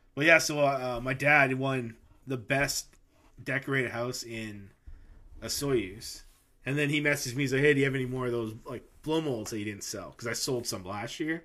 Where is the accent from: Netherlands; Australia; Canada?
Canada; we're Canadian